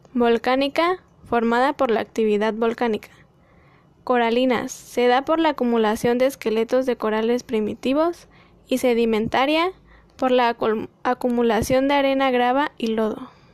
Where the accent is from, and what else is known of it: Mexico